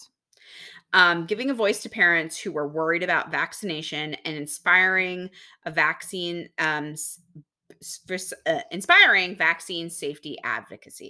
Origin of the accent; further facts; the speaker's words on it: Texas, United States; moved away; I'm from Texas